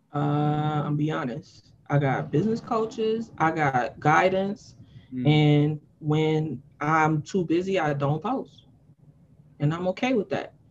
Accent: New York City, New York, United States; I'm from Harlem. We don't really talk to people who's not from our block.

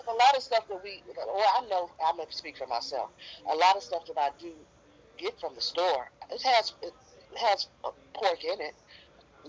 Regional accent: San Francisco, California, United States; born and raised in San Francisco

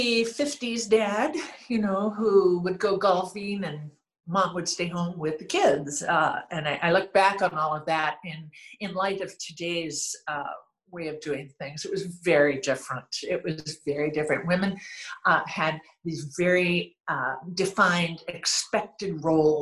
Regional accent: Renton, Washington, United States; also born or lived in Seattle; Born and raised in Renton, Washington

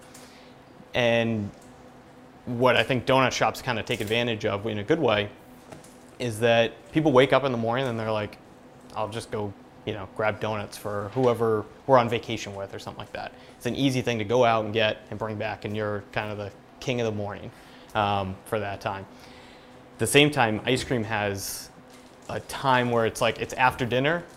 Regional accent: Sandwich, Massachusetts, United States; also born or lived in Boston; I grew up right in Sandwich. Growing up on the Cape's awesome

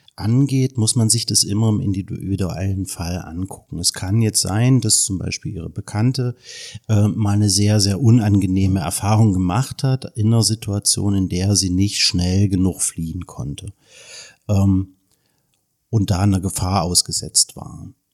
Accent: Germany; als Deutsche

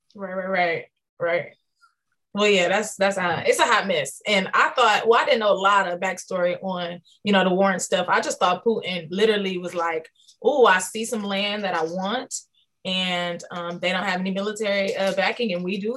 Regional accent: Detroit, Michigan, United States; I was born and raised in Detroit, Michigan

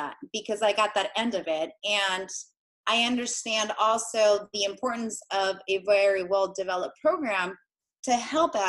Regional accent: Inland Empire, San Bernardino County, California, United States; also born or lived in Argentina; I coach gymnastics and adult fitness here in the Inland Empire in San Bernardino County.

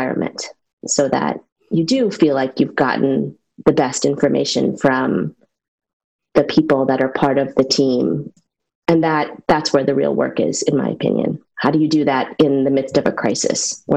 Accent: central New York, United States; now in Chevy Chase, Maryland, United States; I was born and raised in a small rural town in central New York

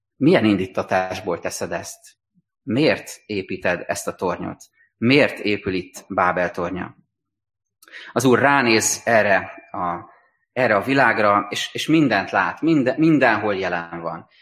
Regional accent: Hungary; meg tudjunk maradni magyarként, európaiként, keresztényként

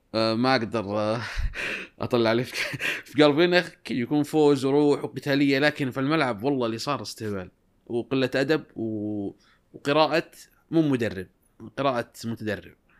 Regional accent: Saudi Arabia; عندنا في السعوديه

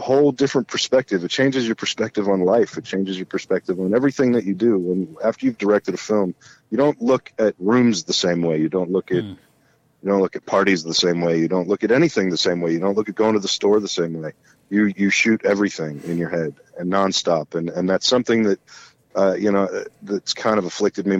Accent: Los Angeles, California, United States; moved away as an adult; also born or lived in Pittsburgh, Pennsylvania; now in Kentucky, United States; I grew up in L.A.

